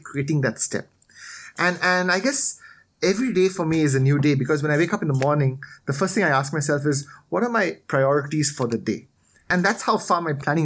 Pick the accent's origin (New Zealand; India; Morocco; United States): India; moved away as an adult; also born or lived in Australia; now in Thailand; I was born in Thailand. I grew up here for a bit. Then I did my schooling in India